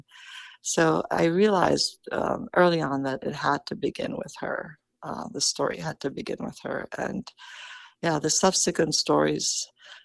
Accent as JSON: {"language": "English", "town": "Karlovy Vary", "region": "Karlovy Vary Region", "country": "Czechia", "tie": "born or raised there", "moved": "yes", "said": "Karlovy Vary, my hometown"}